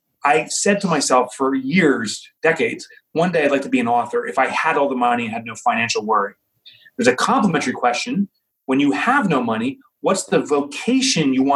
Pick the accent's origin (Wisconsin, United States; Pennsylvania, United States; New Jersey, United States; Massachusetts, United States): New Jersey, United States; Boonton; from New Jersey. I grew up in Booton. I'm back in Booton